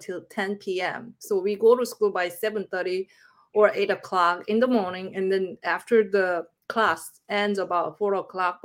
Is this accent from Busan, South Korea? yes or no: yes; Busan, South Korea; English is a second language; moved away; I'm from Busan